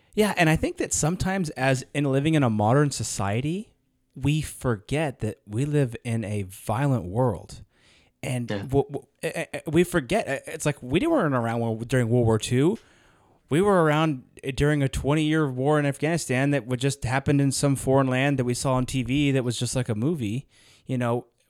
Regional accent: United States; as an American, it's in my blood

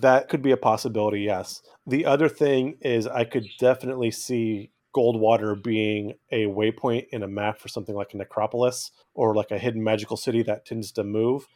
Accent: California, United States; I grew up in California, not terribly far from Sierra National Park.

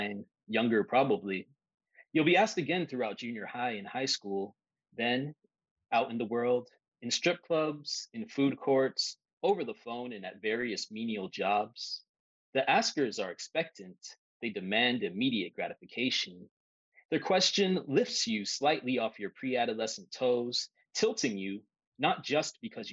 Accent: Miami, Florida, United States; moved away; growing up in Miami

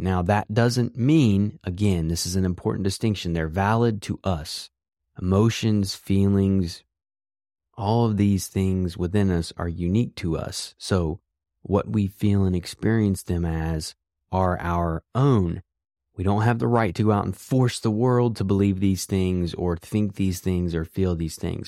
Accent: West Virginia, United States; I grew up in West Virginia

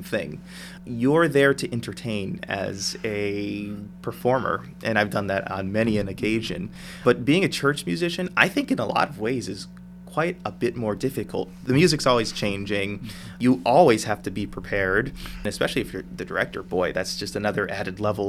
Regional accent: Rocky River, Ohio, United States; moved away as an adult; now in Youngstown, United States; I grew up in Rocky River, which is just 15 minutes outside of downtown Cleveland.

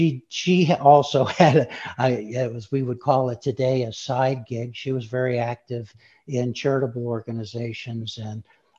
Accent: Shorewood, Wisconsin, United States; moved away as an adult; also born or lived in Denver, Colorado; I grew up in the Midwest. I grew up in Milwaukee

